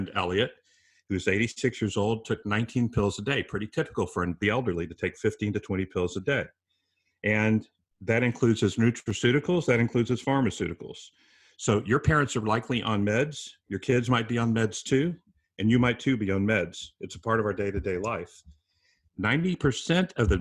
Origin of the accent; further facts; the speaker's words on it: San Antonio, Texas, United States; my hometown of San Antonio, Texas